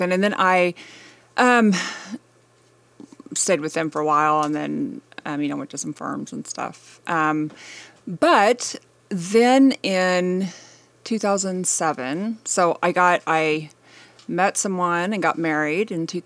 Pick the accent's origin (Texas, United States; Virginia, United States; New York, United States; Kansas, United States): Kansas, United States; Wichita; yeah, I'm actually leaving at 6 a.m. tomorrow morning to go go home um, for the week. Um, but yeah, I grew up in Wichita, Kansas.